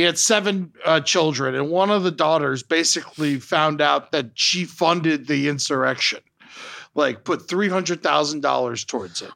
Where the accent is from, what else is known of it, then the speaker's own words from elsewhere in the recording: Florida, United States; I grew up in Florida